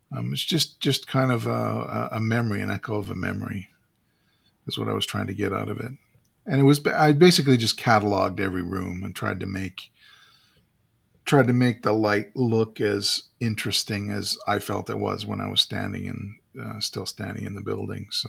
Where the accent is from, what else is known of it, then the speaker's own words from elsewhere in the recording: Saskatchewan, Canada; moved away as an adult; now in Calgary, Canada; I went back to my hometown in Saskatchewan